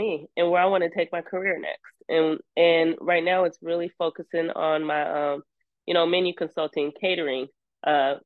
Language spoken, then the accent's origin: English; Seattle, Washington, United States; I'm from Seattle.